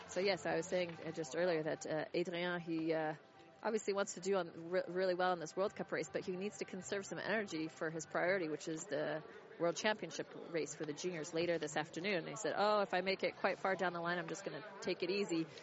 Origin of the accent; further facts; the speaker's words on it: United States; I can be a nice American